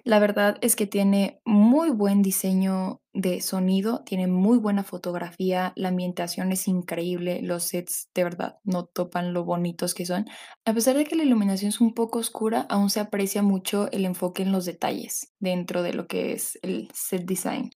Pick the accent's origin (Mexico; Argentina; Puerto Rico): Mexico; Mexico City; yo soy originaria de la Ciudad de México